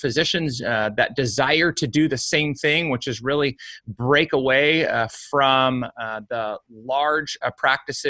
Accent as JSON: {"language": "English", "country": "United States", "tie": "born or raised there", "said": "I was born and raised in the United States"}